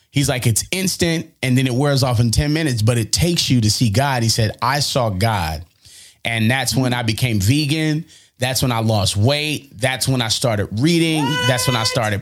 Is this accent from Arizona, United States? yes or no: yes; Phoenix, Arizona, United States; moved away as an adult; now in Detroit, United States; In my hometown